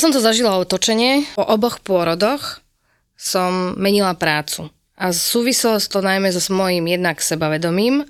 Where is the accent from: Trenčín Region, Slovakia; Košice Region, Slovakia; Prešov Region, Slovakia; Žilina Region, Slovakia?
Košice Region, Slovakia; Spišská Nová Ves; som teda zo Spišskej Novej Vsi